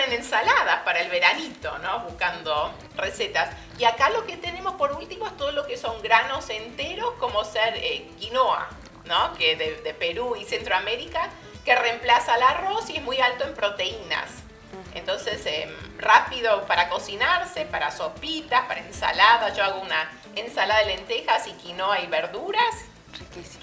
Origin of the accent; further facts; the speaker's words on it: Argentina; now in Phoenix, United States; como soy de Argentina, pero viví tantos años en Argentina